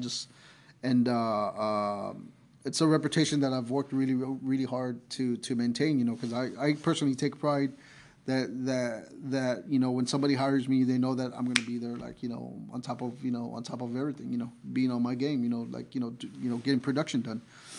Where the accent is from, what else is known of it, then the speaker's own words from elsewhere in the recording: San Antonio, Texas, United States; I love San Antonio, you know, it's my hometown